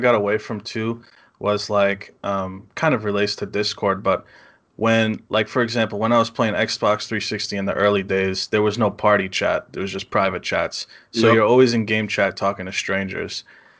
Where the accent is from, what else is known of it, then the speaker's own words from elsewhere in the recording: New England, United States; accent: New England; my accent, New England accent.